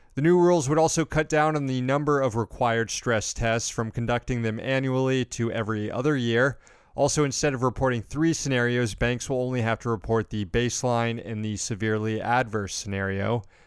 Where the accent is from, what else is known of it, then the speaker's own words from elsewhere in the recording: Daytona Beach, Florida, United States; in my hometown of Daytona Beach, the biggest hotel there was a Marriott growing up